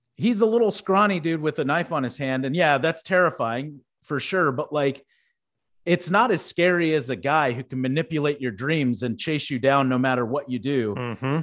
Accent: Houston, Texas, United States; where I grew up in Houston, we had Astroworld

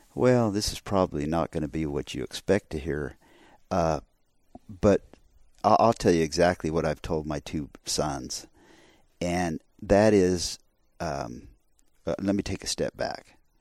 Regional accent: Arizona, United States; I grew up in Arizona. I grew up in the West

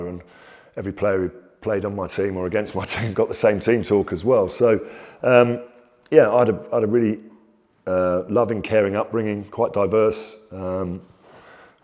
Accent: London, United Kingdom; I grew up in London, although from Italian father, Irish mother, which makes me a slightly dangerous Englishman

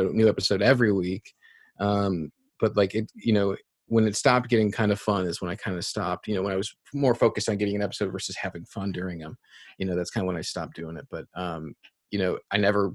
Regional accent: upstate New York, United States; also born or lived in Chicago; now in New Hampshire, United States; I'm from upstate New York. So I'm from the East Coast initially

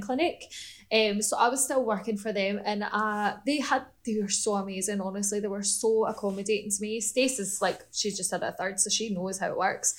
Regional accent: Scotland, United Kingdom; moved away; I'm from Scotland, because we still all speak English

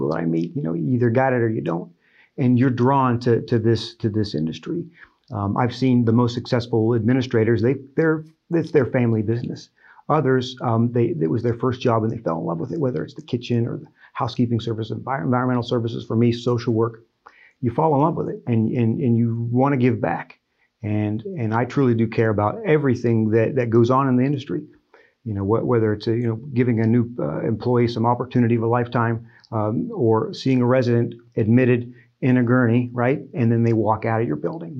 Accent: Ohio, United States; moved away as an adult; also born or lived in West Virginia / Miami, Florida; now in Michigan, United States; Ohio was where I was born and raised.

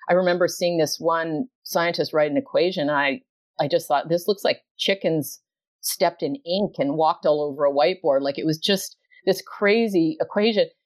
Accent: Canada; moved away; I grew up in Canada, not ocean territory

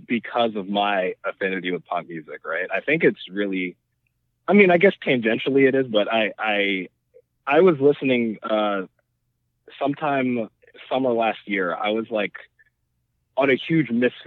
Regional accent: New York City, New York, United States; born and raised in Brooklyn

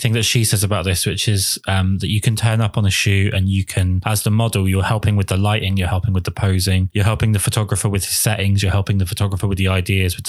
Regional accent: England, United Kingdom

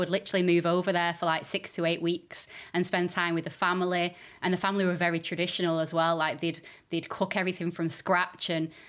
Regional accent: Stockport, North West England, United Kingdom; born there; I was born in Stockport.

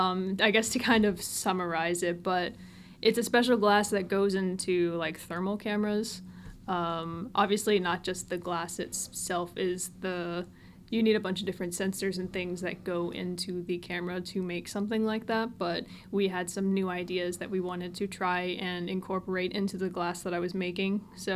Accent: Tennessee, United States; I've lived a bunch of different places growing up, but I've pretty much called Tennessee home. I just grew up further south.

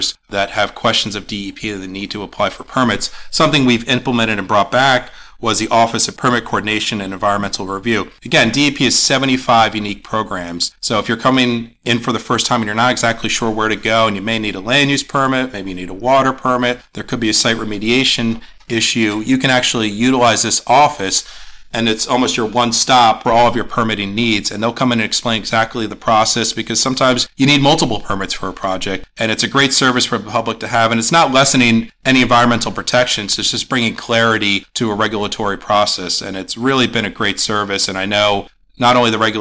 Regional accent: Warren County, New Jersey, United States; I'm born and raised in Warren County, grew up fishing, recreating in our state parks

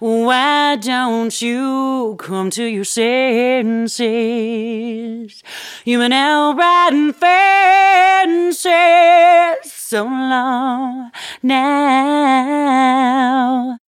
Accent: Alberta, Canada; now in Denver, United States; So I grew up in Alberta, which is like our version of Texas. Yeah. and so I grew up singing country and western.

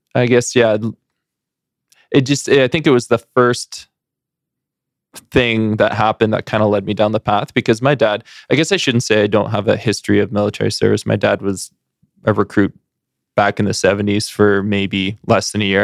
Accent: Surrey, British Columbia, Canada; moved away; also born or lived in Burnaby / Edmonton; growing up in Surrey

